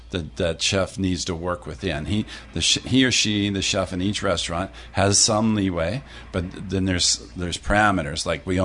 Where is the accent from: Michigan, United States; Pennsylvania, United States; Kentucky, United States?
Pennsylvania, United States; Pittsburgh; moved away as an adult; also born or lived in Vermont; now in Hawaii, United States; I grew up in Pittsburgh